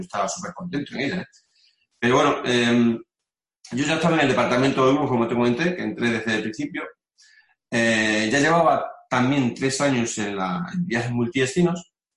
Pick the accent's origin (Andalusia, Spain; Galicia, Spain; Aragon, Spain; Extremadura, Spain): Extremadura, Spain; Mérida; moved away as an adult; now in León, Spain; yo soy de Mérida, y, me vine a vivir a, León pues el 2000, en el 2001.